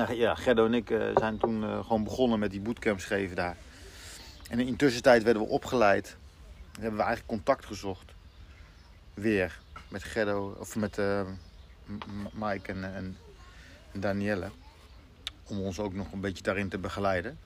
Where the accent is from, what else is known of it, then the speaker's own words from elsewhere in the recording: Ede, Gelderland, Netherlands; ik kom uit Ede, ik woon in Ede